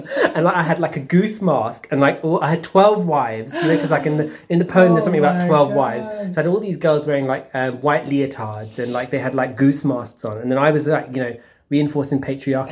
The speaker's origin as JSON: {"language": "English", "region": "London", "country": "United Kingdom", "tie": "born or raised there", "said": "I grew up in Zone 1"}